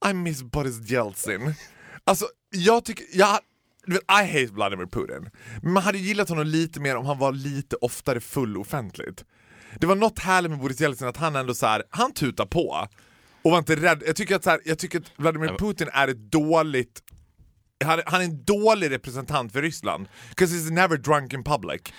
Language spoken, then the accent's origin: Swedish; Germany; Nej, jag är ju tysk.